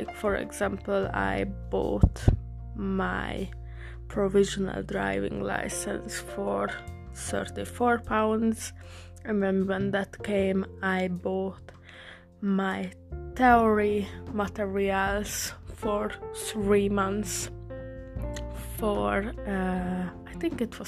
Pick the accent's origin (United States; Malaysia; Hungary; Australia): Hungary; English is a second language; now in England; originally I'm from Hungary. So also sorry for my English accent, it's not the best, but I'm learning